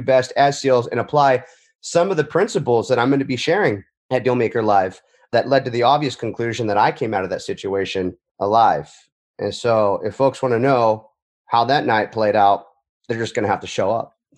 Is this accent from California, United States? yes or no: yes; Huntington Beach, California, United States; my hometown Huntington Beach, California